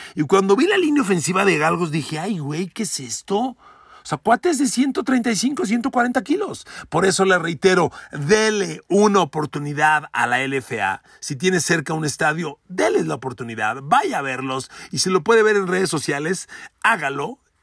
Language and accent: Spanish; Mexico; como mexicanos